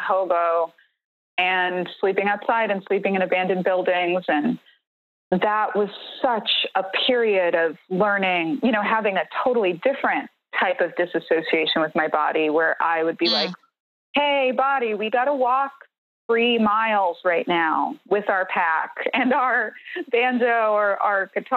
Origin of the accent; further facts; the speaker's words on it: New York City, New York, United States; when I was a kid growing up in New York City, I grew up in the Bronx